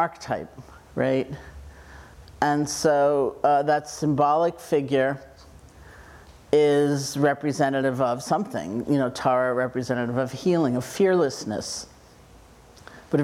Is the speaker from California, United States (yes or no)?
no; New York City, New York, United States; I grew up in New York City